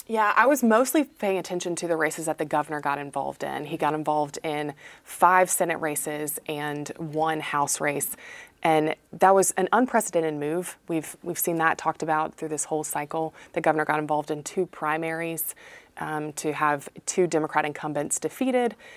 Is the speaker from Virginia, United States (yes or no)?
no; Eastern North Carolina, United States; I'm from Eastern North Carolina